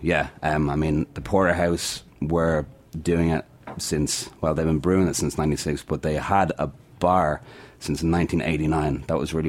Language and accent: English; Ireland